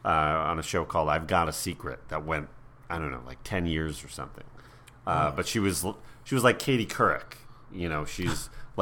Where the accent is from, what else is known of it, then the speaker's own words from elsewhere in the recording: New York, United States; I grew up in New York, but mm-hmm. this is right on that New York-New Jersey border.